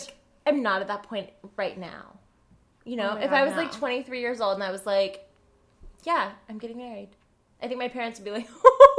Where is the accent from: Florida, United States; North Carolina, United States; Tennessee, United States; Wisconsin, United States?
North Carolina, United States; born or raised there; moved away as an adult; now in New York, United States